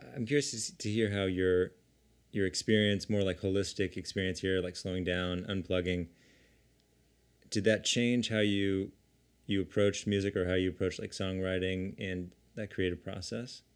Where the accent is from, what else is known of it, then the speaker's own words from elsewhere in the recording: San Diego, California, United States; we grew up together in San Diego